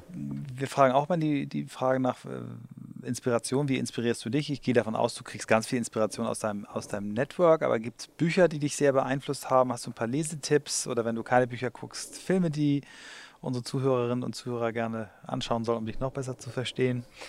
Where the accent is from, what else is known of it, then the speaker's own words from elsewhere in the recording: Germany; ich als Deutscher